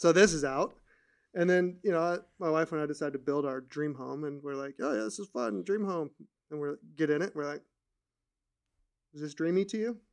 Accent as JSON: {"language": "English", "region": "California", "country": "United States", "tie": "born or raised there", "said": "I grew up in California"}